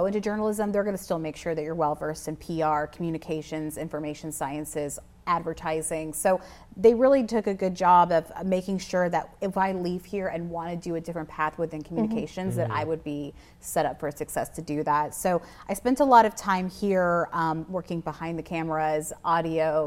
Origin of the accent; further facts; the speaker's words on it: Alcoa, Tennessee, United States; also born or lived in Nashville, Tennessee; I'm from Knoxville, actually Alcoa, Tennessee